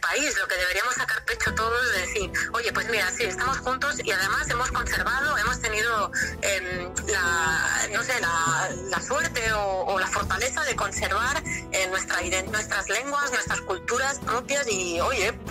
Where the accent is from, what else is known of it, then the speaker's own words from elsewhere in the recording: Barcelona, Catalonia, Spain; born there; Yo soy catalana, yo, yo he nacido en Barcelona y como dices, bueno, me he licenciado en, la Universidad de Barcelona, soy catalana